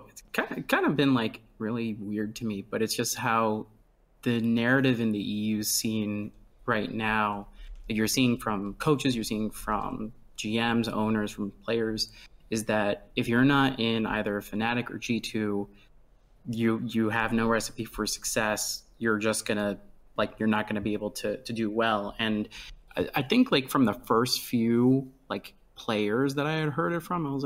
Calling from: Washington, District of Columbia, United States; I am calling from Washington D.C.

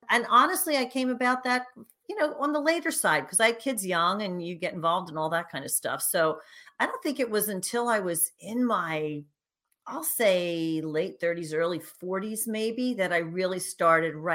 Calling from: Philadelphia, Pennsylvania, United States; I am actually just outside of Philadelphia, which in true Philadelphia fashion is dreary and cranky this time of year.

